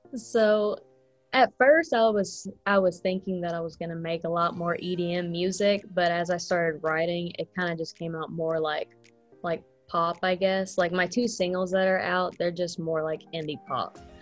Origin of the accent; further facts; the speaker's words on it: Frankfort, Kentucky, United States; now in Lexington, United States; I'm from Frankfort, Kentucky. I just moved here about like back in March